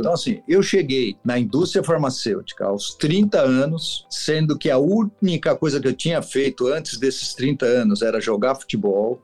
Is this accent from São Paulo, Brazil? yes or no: yes; São Paulo, Brazil; eu sou de São Paulo, sim. Sou aqui do, Itaim Bibi, né? Minha família toda era daqui